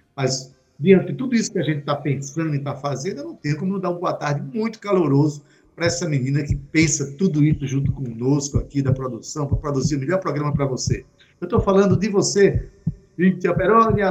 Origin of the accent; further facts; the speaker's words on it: Itabaiana, Paraíba, Brazil; eu sou de Itabaiana